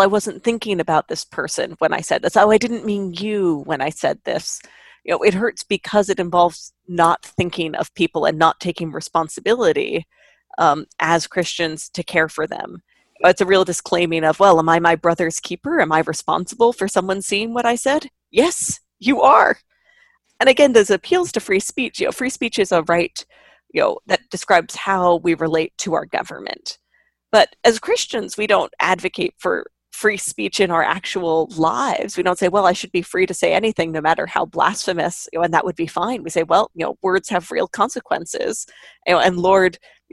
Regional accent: New York, United States; I grew up in New York in the era before electronic ballots

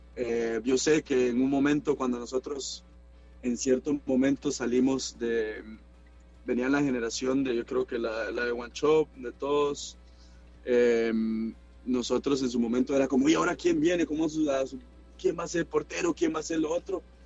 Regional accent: Liberia, Guanacaste, Costa Rica; moved away as an adult; now in Bochum, Germany; el lugar de donde salí, mi pueblo

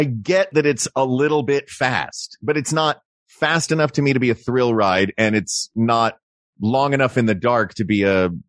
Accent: Pigeon Forge, Tennessee, United States; It's just gas-powered go-karts that I grew up doing in Pigeon Forge, Tennessee without a guardrail on.

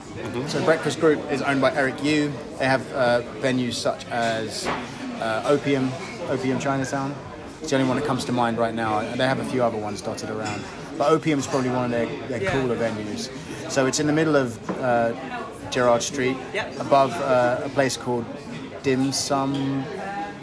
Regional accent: Dagenham, London, United Kingdom; I was born in Dagenham, which is Zone 5, out in the sticks

